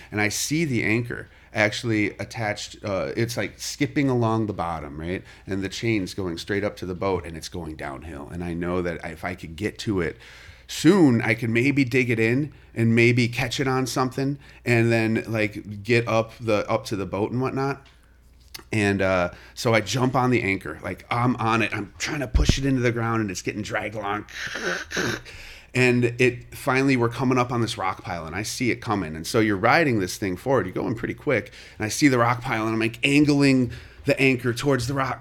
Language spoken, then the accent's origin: English; Kankakee, Illinois, United States; also born or lived in Chicago; I was born in Chicago, and it was you know, I lived there for the first eight years of my life. Um, uh, we moved down to Kankakee. After that, I lived with my dad, um, through high school